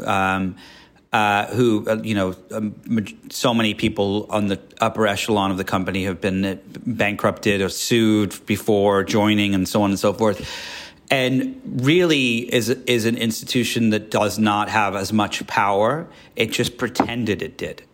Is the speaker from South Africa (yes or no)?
no; Yorkshire and the Humber, United Kingdom; also born or lived in Miami / New York / Georgia / Paris; now in Los Angeles, United States; I was born in England, up north in Yorkshire, where they talk like